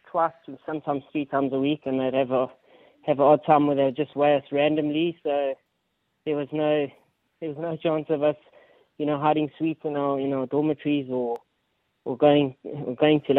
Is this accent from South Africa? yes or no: yes; Johannesburg, Gauteng, South Africa; moved away as an adult; also born or lived in Durban; now in Australia; I was born in Johannesburg. Was raised in Johannesburg for a long time, and then made my transition down to Durban